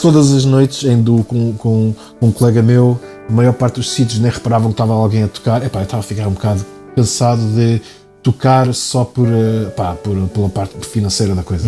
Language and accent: Portuguese; Cadaval, Lisbon, Portugal; also born or lived in New York, United States; Regressamos, fomos aqui para o Conselho do Cadaval.